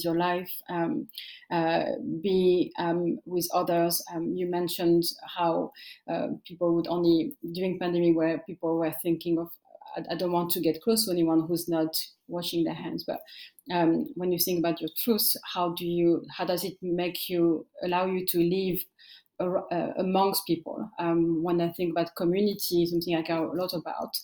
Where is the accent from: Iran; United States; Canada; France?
France; also born or lived in Eritrea; I grew up in France, and I came as a refugee with my parents